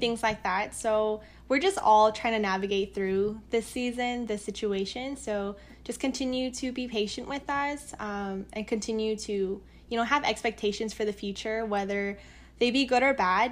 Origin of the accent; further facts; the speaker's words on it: United States; I'm Korean, but I'm Korean American